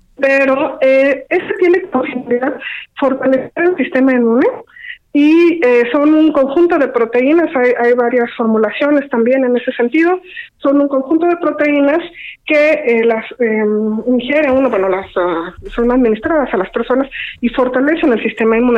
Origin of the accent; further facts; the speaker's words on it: Mexico; nosotros como mexicanos